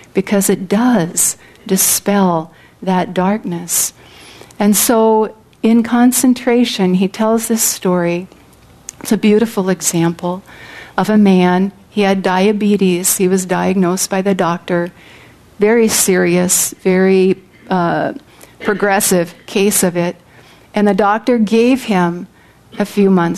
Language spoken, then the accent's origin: English; California, United States; I come from California, which I do in this incarnation on the material plane